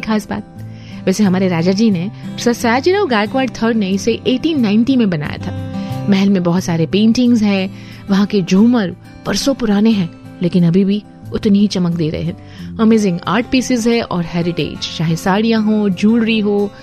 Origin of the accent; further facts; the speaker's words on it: Vadodara, Gujarat, India; मैं यहीं पे पली बड़ी हूँ